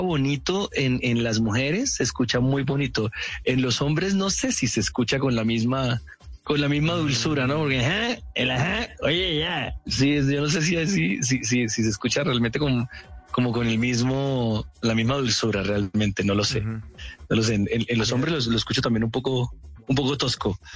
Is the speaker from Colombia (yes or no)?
yes; Cúcuta, Norte de Santander, Colombia; accent: cucuteño; yo amo Cúcuta con todo mi corazón, con toda mi alma, pero la verdad se ha dicho, nosotros tenemos un acento horrible